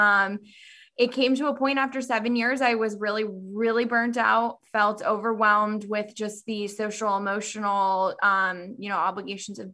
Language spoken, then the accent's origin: English; Southern California, United States; moved away as an adult; also born or lived in Davis, California; now in Northern California, United States; I grew up, born and raised in California, Southern California.